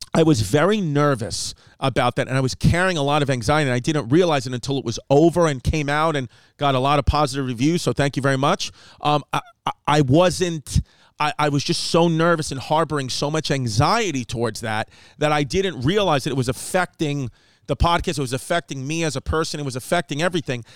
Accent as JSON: {"language": "English", "country": "United States", "said": "I'm an American"}